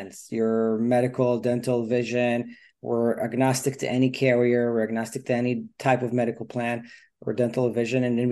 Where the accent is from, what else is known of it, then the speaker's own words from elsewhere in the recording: Israel; moved away as an adult; now in United States; I'm from Israel originally, grew up there, like the youngest of four brothers